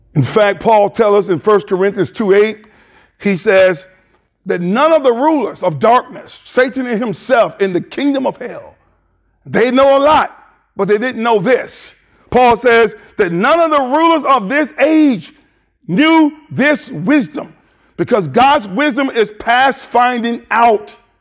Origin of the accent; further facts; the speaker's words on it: the South, United States; moved away; also born or lived in Michigan; I'm from the South, but I'm still trying to get reacclimated to the South